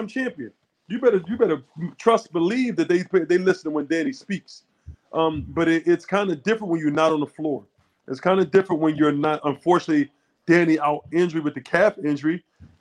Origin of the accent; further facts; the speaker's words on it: Philadelphia, Pennsylvania, United States; I'm born and raised in Philadelphia